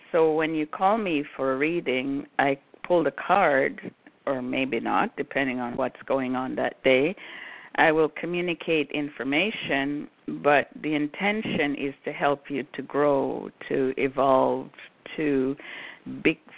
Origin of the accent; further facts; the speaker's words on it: Brooklyn, New York, United States; also born or lived in Jamaica; I grew up in New York City. I grew up in Brooklyn. I was born in Jamaica, grew up in Brooklyn.